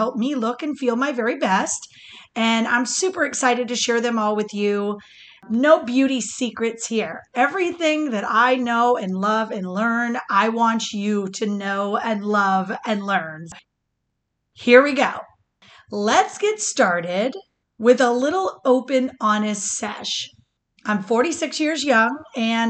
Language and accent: English; Michigan, United States; now in Florida, United States; growing up in Michigan